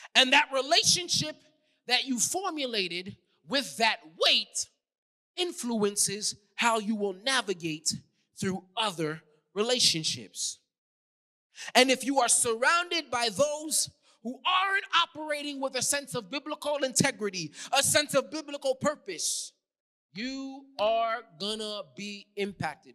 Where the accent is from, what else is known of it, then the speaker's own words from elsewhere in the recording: New York City, New York, United States; accent: New York; moved away; I'm from New York